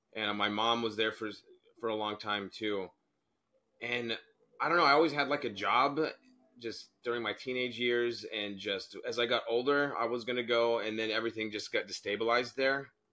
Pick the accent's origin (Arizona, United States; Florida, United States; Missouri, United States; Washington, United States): Arizona, United States; I'm an American, grew up in Arizona